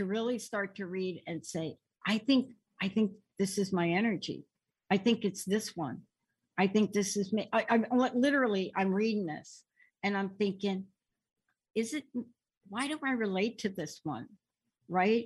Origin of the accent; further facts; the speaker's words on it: East Coast, United States; now in West Coast, United States; growing up on the East Coast